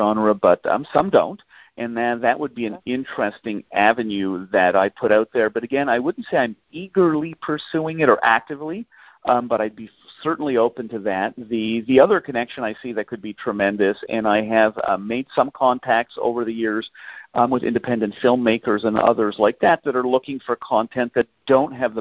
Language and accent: English; Canada; as a Canadian